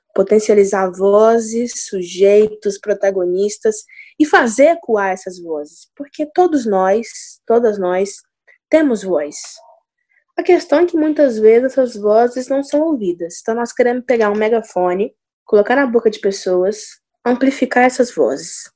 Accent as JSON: {"language": "Portuguese", "region": "Minas Gerais", "country": "Brazil", "tie": "born or raised there", "said": "Como uma boa mineira, o programa preferido da infância era sentar na calçada e ficar ouvindo os mais velhos contarem histórias"}